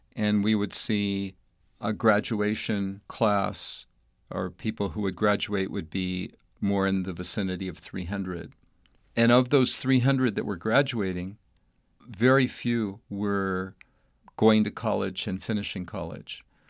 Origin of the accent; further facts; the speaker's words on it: El Paso, Texas, United States; moved away as an adult; I was a young boy growing up in El Paso, Texas, in a fairly suburban type setting.